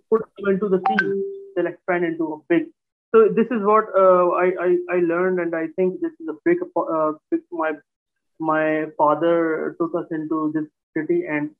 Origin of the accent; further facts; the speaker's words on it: Karachi, Sindh, Pakistan; also born or lived in Hyderabad, Pakistan; born in Hyderabad, Pakistan, and we shifted from Hyderabad to Karachi, from a smaller town to a larger, bigger town when I was 3 to 4 years old.